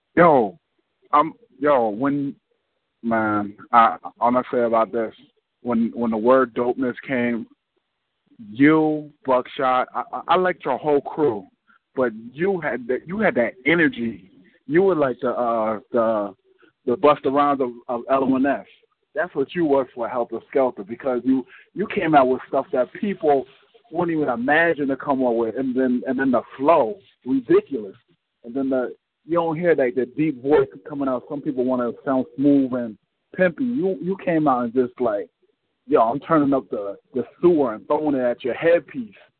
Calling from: North New Jersey, United States; I'm calling from North New Jersey

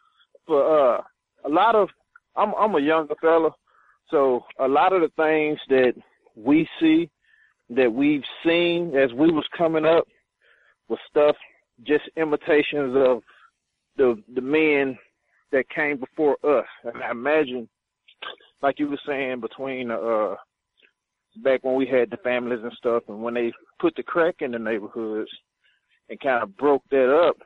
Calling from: Chattanooga, Tennessee, United States; calling from Chattanooga.

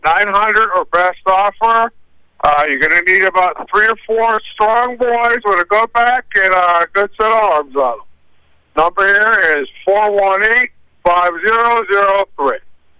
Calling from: Jay, Maine, United States; I'm calling from Jay.

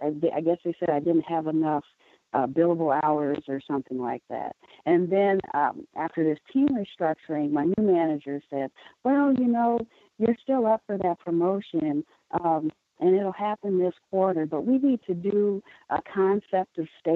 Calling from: Milwaukee, Wisconsin, United States; I'm calling from Milwaukee.

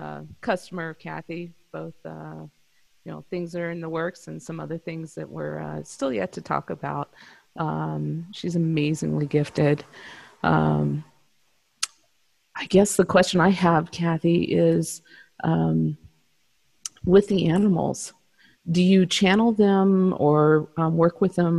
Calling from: Denver, Colorado, United States; I'm from Denver, Colorado.

